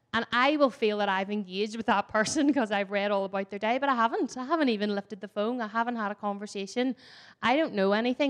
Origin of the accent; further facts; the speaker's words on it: Ireland; I'm Irish and Irish love to tell stories and talk